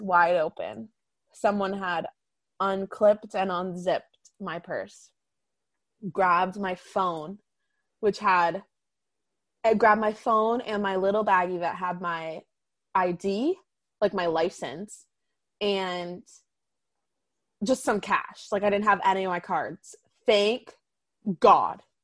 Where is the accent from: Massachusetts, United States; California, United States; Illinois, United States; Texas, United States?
Massachusetts, United States; Boston; I'm from Boston